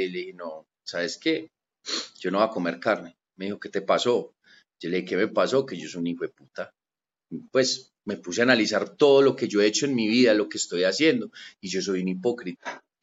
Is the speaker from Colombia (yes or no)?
yes; Paisa, Antioquia, Colombia; Mi alimentación fue basada en frijoles como buen paisa, arroz, arepa y aguacate.